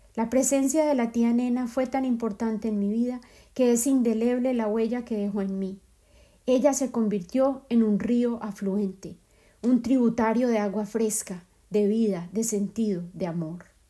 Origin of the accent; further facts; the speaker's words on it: Medellín, Antioquia, Colombia; moved away; mi ciudad de origen, Medellín